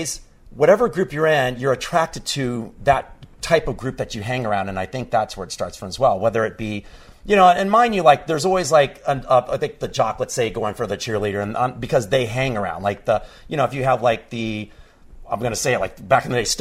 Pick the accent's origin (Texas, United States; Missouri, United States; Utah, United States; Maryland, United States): Texas, United States; growing up in Texas.